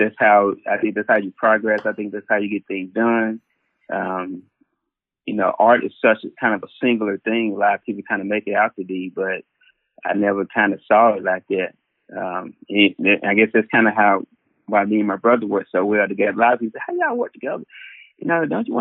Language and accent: English; Arlington, Tennessee, United States; I grew up in an area called Arlington, which is right outside of Memphis.